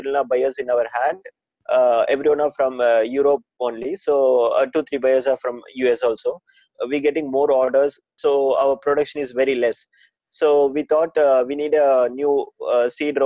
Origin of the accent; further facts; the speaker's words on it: South India, India; I'm from South India, so it's a very good place and it's a very good climatic area.